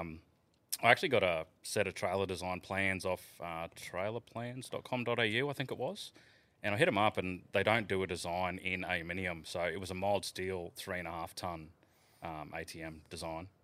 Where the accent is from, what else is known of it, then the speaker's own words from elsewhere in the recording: the Isa, Queensland, Australia; growing up in the Iser, there's a huge drinking culture